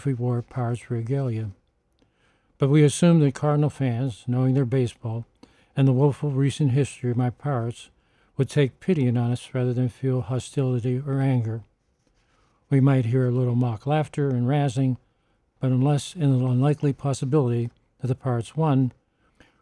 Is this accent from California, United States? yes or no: no; Pittsburgh, Pennsylvania, United States; moved away; my hometown of Pittsburgh